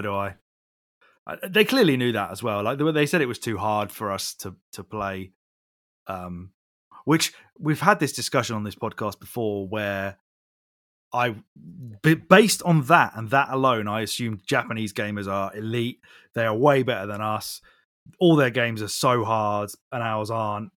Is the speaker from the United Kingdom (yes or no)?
yes; United Kingdom; we're British